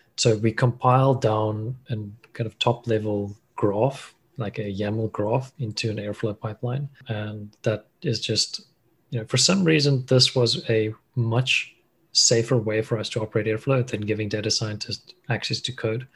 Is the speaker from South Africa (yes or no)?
yes; Cape Town, Western Cape, South Africa; also born or lived in Stellenbosch; I'm a South African. Grew up in Cape Town.